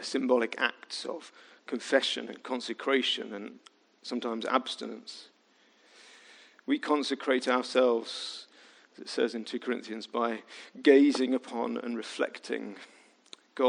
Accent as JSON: {"language": "English", "region": "Midlands", "country": "United Kingdom", "said": "I was from the Midlands"}